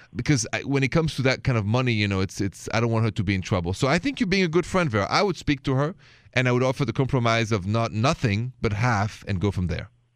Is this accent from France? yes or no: yes; Paris, Île-de-France, France; accent: thick French; English is a second language; moved away; you're listening to my thick French accent, and, uh, and you know I'm coming from Paris, and it's true where I'm from.